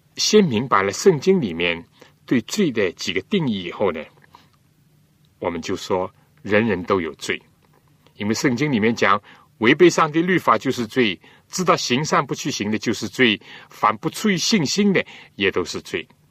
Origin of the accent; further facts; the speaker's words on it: China; 我们中国人